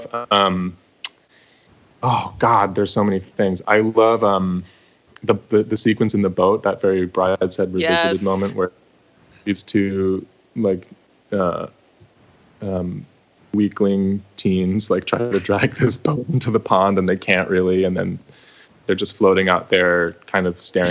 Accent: New York, United States; I'm also from New York

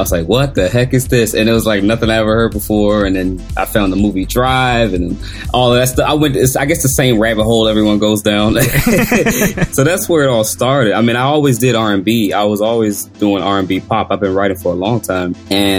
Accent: Washington, District of Columbia, United States; I grew up in Washington, D.C.

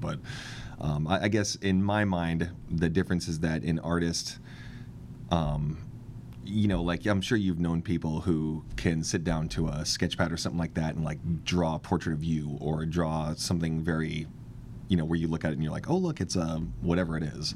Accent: Kent, Washington, United States; now in Seattle, United States; I grew up in Kent

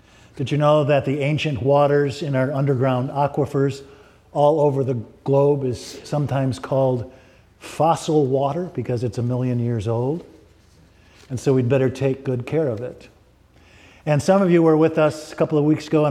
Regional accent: Grand Rapids, Michigan, United States; my hometown, Grand Rapids, Michigan

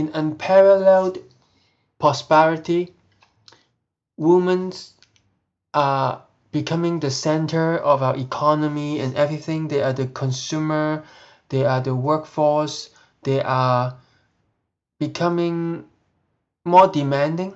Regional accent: Hong Kong; moved away

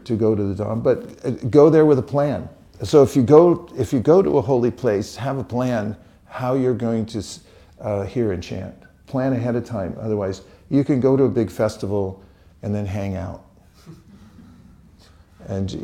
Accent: California, United States; I'm from California

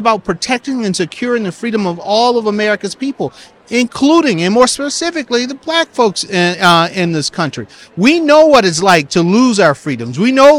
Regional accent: South Carolina, United States; my home state of South Carolina

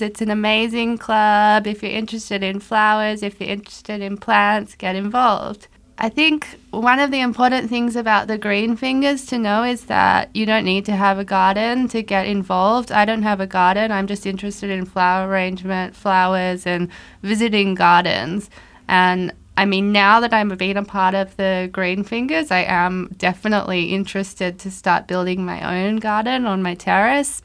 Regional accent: Australia; moved away as an adult; also born or lived in Tokyo; now in Luxembourg; I'm Australian

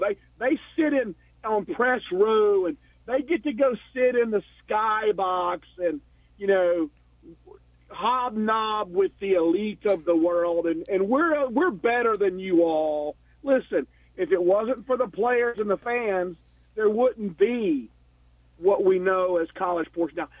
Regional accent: Knoxville, Tennessee, United States; moved away as an adult; now in Atlanta, United States; I'm in Atlanta, but I'm from Knoxville. I've only been here for six years.

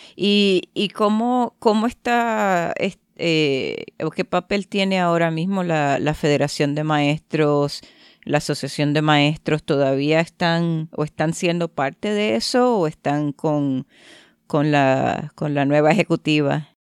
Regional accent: Puerto Rico; now in Canada; soy de la isla

